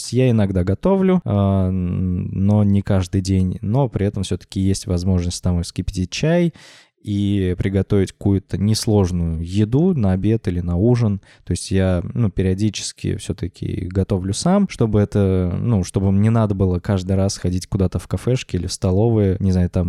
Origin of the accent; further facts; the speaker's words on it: Orenburg, Orenburg Oblast, Russia; now in Moscow, Russia; Вот как я начал жить в Москве, а я из Оренбурга в Москву переехал года эдак 4, наверное, назад.